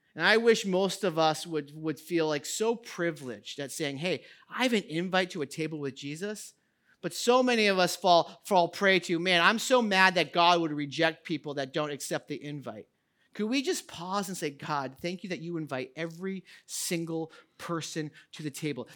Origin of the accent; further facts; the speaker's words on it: United States; as an American society